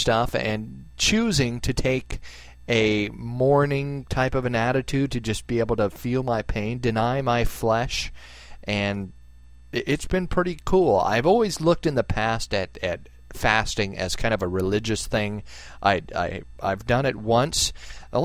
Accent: United States; as an American, I'm a patriot

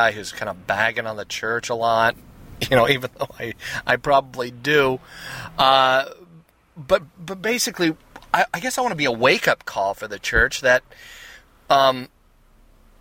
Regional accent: Seattle, Washington, United States; accent: blue-collar U.S.; I'm from the Seattle area. Seattle, Washington is where I'm at.

